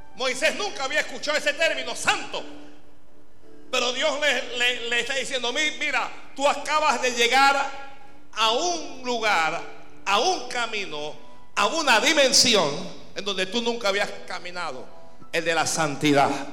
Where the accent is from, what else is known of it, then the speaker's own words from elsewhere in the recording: Panama; Aquí en Panamá